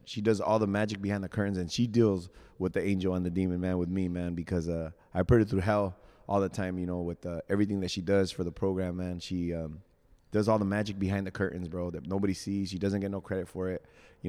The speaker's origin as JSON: {"language": "English", "region": "California", "country": "United States", "said": "And then we got the Cali, because we're from Cali, you know."}